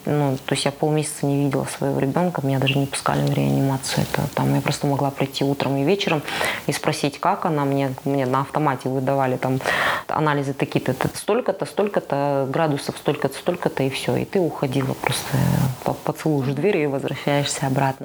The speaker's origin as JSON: {"language": "Russian", "country": "Kazakhstan", "said": "в чужом городе, в чужой стране, и где ты как белая ворона, казашка, все вокруг у тебя русские голубоглазые"}